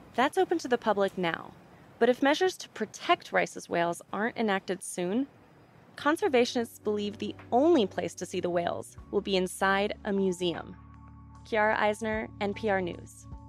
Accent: Houston, Texas, United States; I'm from Houston, Texas. I grew up in Houston.

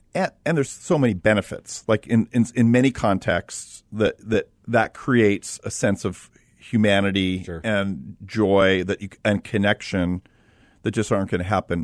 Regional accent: Los Angeles, California, United States; I grew up in Los Angeles

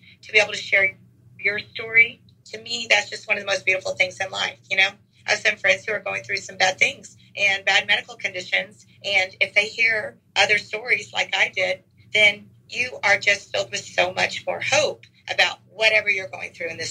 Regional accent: Houston, Texas, United States; also born or lived in College Station, Texas; now in Dallas area, United States; I am the most proud native Texan. I was born in Houston, went to College Station for a few years, back to Houston to teach, and now I've been in this Dallas area for 31 years

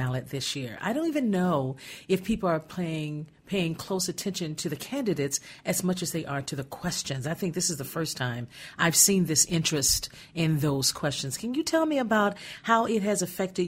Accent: Gary, Indiana, United States; moved away; I grew up in Gary, Indiana during a time when it was a beaming force to reckon

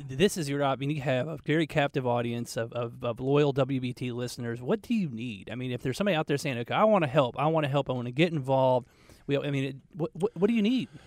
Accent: Atlanta, Georgia, United States; moved away as an adult; now in Charlotte, United States; I grew up in Atlanta

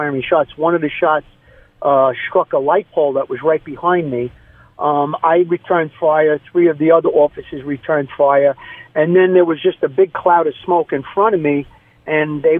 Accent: New York City, New York, United States; I grew up in Brooklyn, New York, just outside of Coney Island

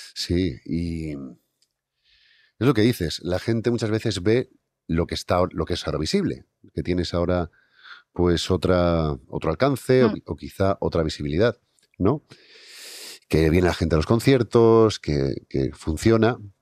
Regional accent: Santa Cruz de Tenerife, Canary Islands, Spain; now in Basque Country, Spain; yo soy de Tenerife, soy de Santa Cruz. Y bueno, toda mi familia es de allí, aunque llevo muchos años viviendo en el País Vasco

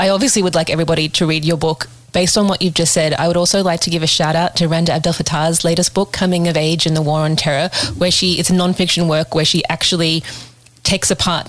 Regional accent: Sydney, New South Wales, Australia; We are of an age, I guess, and I grew up in Sydney

